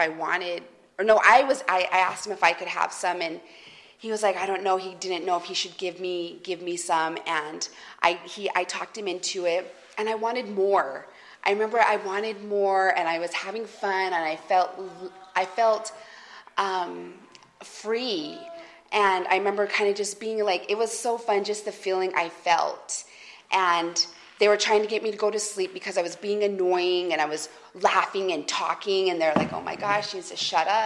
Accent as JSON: {"language": "English", "town": "Salt Lake City", "region": "Utah", "country": "United States", "tie": "born or raised there", "said": "I'm originally from Utah, from Salt Lake City, Utah."}